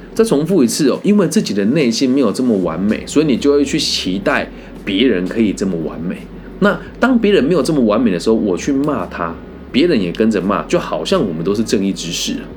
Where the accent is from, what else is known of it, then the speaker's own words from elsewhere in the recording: Taiwan; 我们台湾人